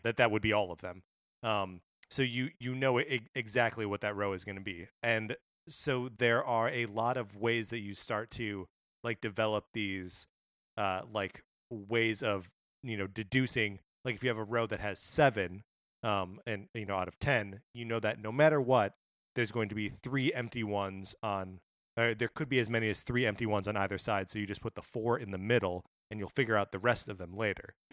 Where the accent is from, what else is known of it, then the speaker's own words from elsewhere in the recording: Kenosha, Wisconsin, United States; just outside my hometown, or in my hometown.